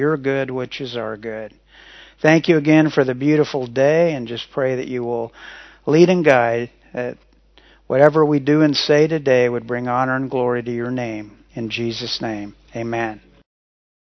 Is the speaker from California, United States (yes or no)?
no; Kansas, United States; Carol and I both grew up in Kansas.